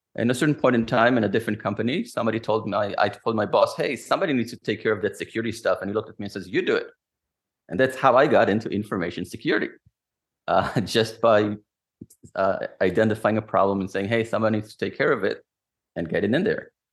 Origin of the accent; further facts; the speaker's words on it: Israel; moved away as an adult; since I am from Israel, I always had that security mind frame